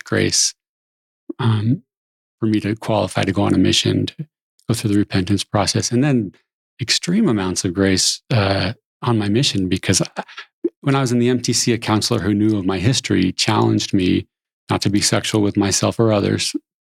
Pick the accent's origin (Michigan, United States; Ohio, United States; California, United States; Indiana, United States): California, United States; San Jose; I grew up in San Jose, California, which I think is paradise